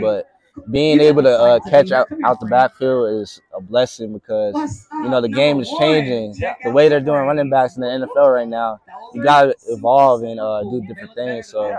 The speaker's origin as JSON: {"language": "English", "region": "New York", "country": "United States", "also_born_or_lived": "Louisville", "moved": "yes", "lives_now": "Arizona, United States", "said": "I'm originally from New York, currently live in Arizona"}